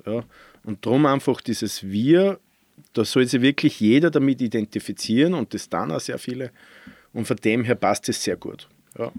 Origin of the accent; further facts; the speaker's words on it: Randegg, Lower Austria, Austria; Also ich bin gebürtiger Mostviertler aus Niederösterreich, Bezirk Scheibs, ja. aus dem kleinen Ort Randeck